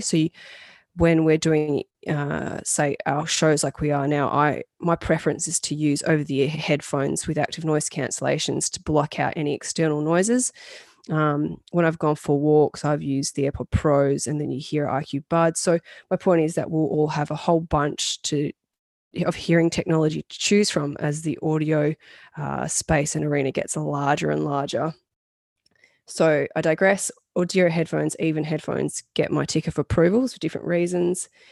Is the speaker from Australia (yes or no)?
yes; Australia; being an Australian gal